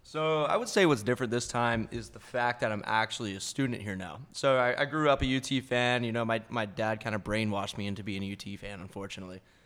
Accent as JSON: {"language": "English", "town": "Sulphur", "region": "Louisiana", "country": "United States", "tie": "born or raised there", "moved": "as an adult", "lives_now": "Austin, United States", "said": "born and raised, just a good old Louisiana boy. Uh, went to Sulphur High School."}